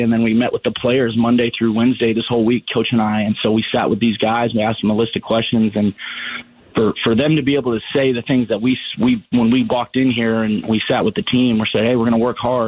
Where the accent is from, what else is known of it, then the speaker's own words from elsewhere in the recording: Phoenix, Arizona, United States; it was awesome growing up in Phoenix, going to Brophy